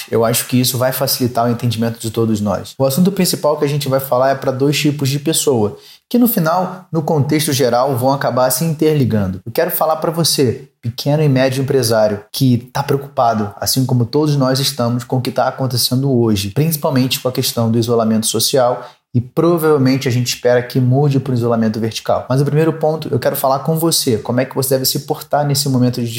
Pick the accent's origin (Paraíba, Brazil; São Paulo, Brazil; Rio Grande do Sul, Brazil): São Paulo, Brazil; Para quem não sabe, eu sou aqui da cidade de São Paulo